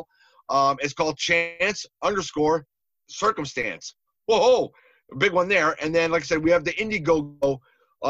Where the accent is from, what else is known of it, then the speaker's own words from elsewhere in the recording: New York, United States; I grew up like in New York